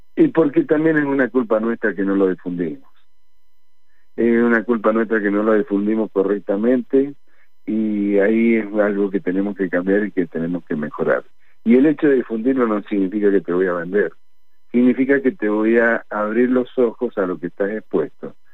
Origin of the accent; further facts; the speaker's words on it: Argentina; todos somos argentinos